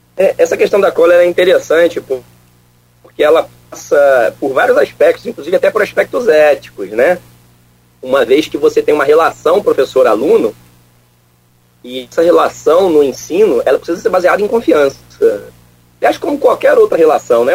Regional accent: Niterói, Rio de Janeiro, Brazil; moved away as an adult; also born or lived in Viçosa, Minas Gerais / Lavras, Minas Gerais; eu sou natural de Niterói, né? Então sou fluminense também

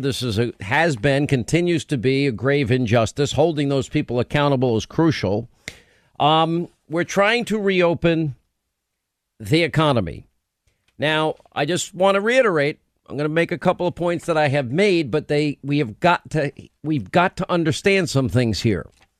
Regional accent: New York, United States; As a New Yorker, I can say this, by the way, because I'm from New York.

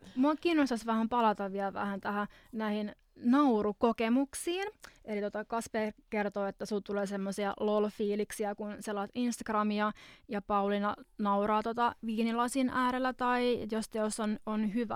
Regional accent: Finland; moved away; tuolta mä oon kotoisin

